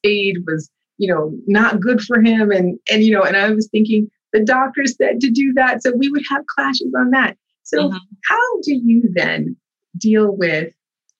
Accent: United States; I was born here, raised here, but also raised in a household that was a Haitian household

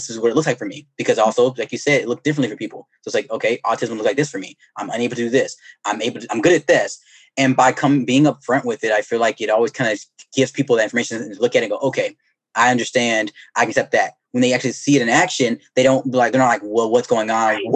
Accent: Alabama, United States; moved away; also born or lived in Georgia; I'm from Alabama originally

